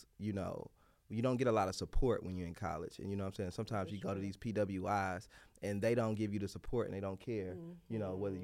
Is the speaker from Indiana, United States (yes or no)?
yes; Gary, Indiana, United States; moved away as an adult; also born or lived in Nashville, Tennessee; now in Chicago, United States; my story is I grew up in Gary